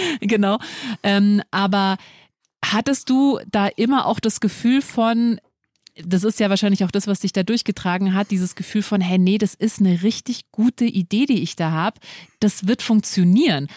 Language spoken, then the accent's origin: German; Munich, Bavaria, Germany; als Münchner kennt man den natürlich, man wächst mit dem auf